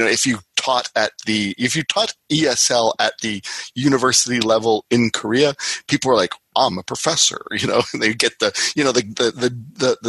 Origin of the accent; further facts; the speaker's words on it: Canada; I'm Canadian